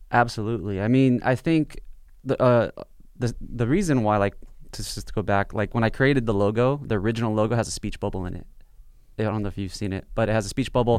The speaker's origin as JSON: {"language": "English", "area": "South Bay, Los Angeles", "region": "California", "country": "United States", "tie": "born or raised there", "said": "I grew up in the South Bay"}